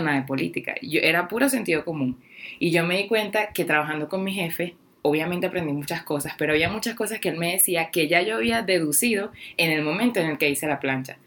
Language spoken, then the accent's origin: Spanish; Guatire, Miranda, Venezuela; moved away as an adult; now in Mexico; mi pueblo, Guatire, que es donde soy